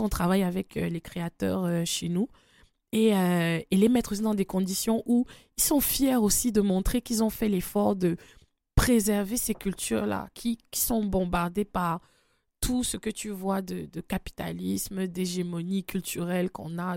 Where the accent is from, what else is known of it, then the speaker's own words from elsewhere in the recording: Cameroon; je suis du Cameroun